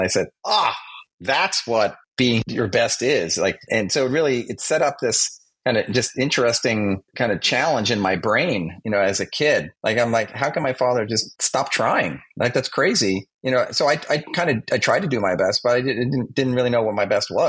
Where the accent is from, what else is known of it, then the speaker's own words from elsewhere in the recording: Massapequa Park, New York, United States; I grew up on Long Island, Massapequa Park.